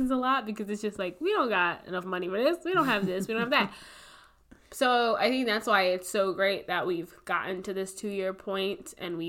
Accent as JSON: {"language": "English", "region": "Midwest", "country": "United States", "tie": "born or raised there", "moved": "yes", "lives_now": "Syracuse, United States", "said": "I grew up in the Midwest. It snows there. Now I'm in the snowiest city in America, Syracuse"}